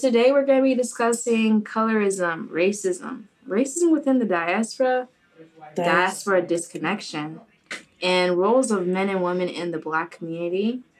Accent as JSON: {"language": "English", "town": "Boca Raton", "region": "Florida", "country": "United States", "tie": "born or raised there", "said": "Like, for me, especially, I grew up in Boca"}